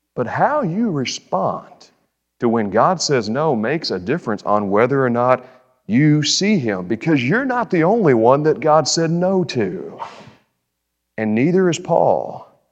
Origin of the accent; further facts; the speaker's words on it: Bowling Green, United States; I'm from Bowling Green.